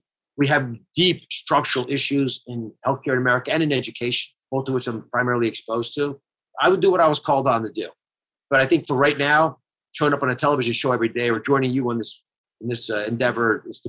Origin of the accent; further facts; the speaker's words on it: Philadelphia, Pennsylvania, United States; But I love Joel Embiid, in part because I'm from Philly.